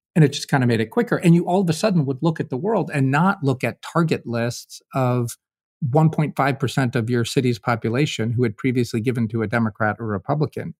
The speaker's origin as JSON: {"language": "English", "region": "Kentucky", "country": "United States", "said": "I'm a volunteer from Kentucky"}